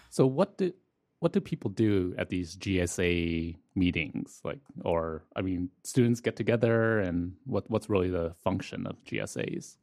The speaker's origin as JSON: {"language": "English", "town": "Toronto", "region": "Ontario", "country": "Canada", "said": "I'm from Scarborough"}